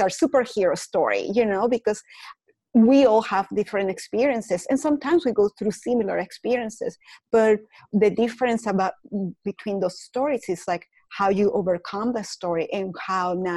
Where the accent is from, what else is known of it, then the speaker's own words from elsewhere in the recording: Caracas, Capital District, Venezuela; English is a second language; moved away as an adult; now in United States; I was born in Caracas, Venezuela